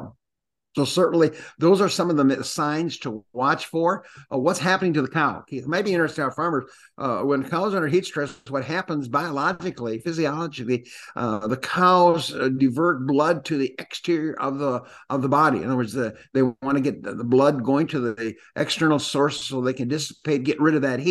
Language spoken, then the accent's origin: English; Green Bay, Wisconsin, United States; moved away; also born or lived in Illinois; growing up in Wisconsin